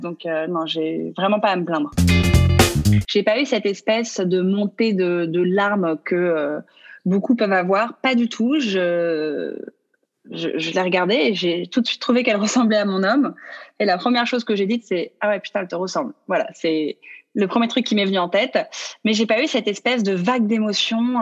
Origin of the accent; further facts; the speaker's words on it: Mediterranean, France; on est français